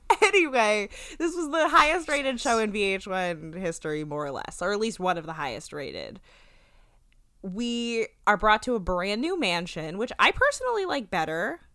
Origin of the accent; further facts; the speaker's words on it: New Jersey, United States; we're from New Jersey